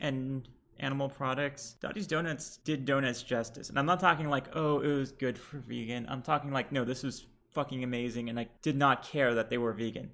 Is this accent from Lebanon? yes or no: yes; Lebanon; now in Houston, United States; Lebanese, and we are back in Houston